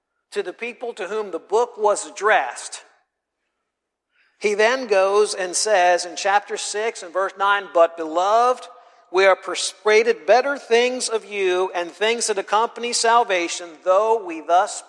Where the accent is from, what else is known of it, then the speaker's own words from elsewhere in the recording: the North, Northern United States, United States; moved away; I'm from the North